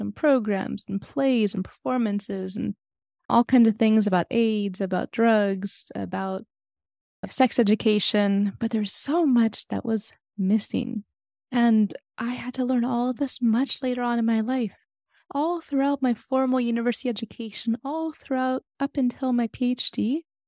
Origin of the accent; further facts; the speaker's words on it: San Francisco, California, United States; I grew up in San Francisco in the eighties and nineties